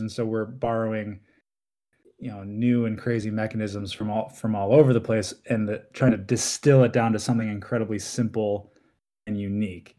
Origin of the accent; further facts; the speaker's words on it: Milwaukee, Wisconsin, United States; We're from the Milwaukee area